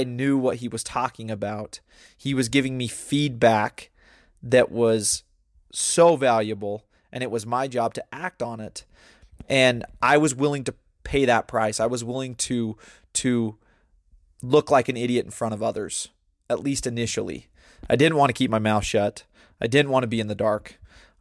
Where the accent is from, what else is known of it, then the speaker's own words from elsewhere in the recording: United States; also born or lived in Brazil; when I tell them America